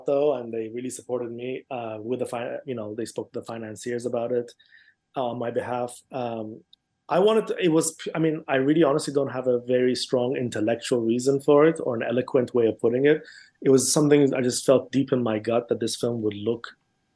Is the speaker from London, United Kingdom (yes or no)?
yes; London, United Kingdom; also born or lived in Iran; I grew up in London